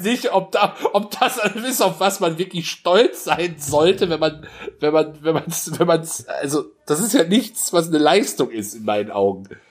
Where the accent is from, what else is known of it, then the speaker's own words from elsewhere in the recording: Germany; wir sind Deutsche